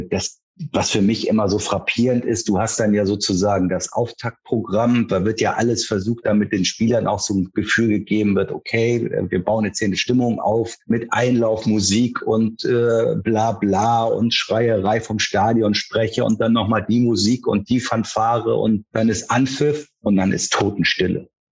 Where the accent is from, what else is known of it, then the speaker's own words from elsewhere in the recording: Hamburg, Germany; also born or lived in Baden-Württemberg; ich bin in, in Wandsbek aufgewachsen